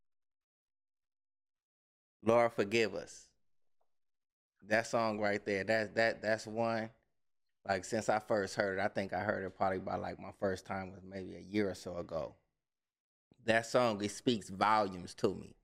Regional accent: Los Angeles, California, United States; also born or lived in Culver City, California / Long Beach, California; I was born up in Watts, Compton, Watts, all the same thing

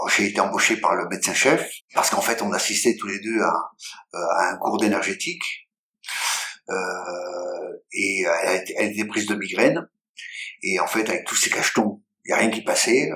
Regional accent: France; also born or lived in Israel / China; je suis français. Alors en France, je suis juif, mais là-bas, je suis français

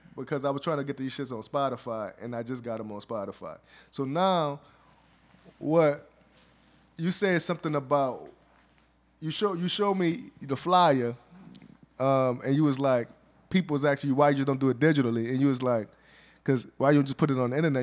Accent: the South, United States; I'm from the South. We all kinda got com, conservative Republican values. That's just being growing up in the South

